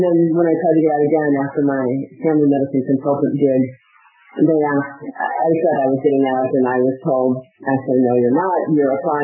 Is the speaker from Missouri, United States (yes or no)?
yes; St. Louis, Missouri, United States; moved away; I am from St. Louis area in Missouri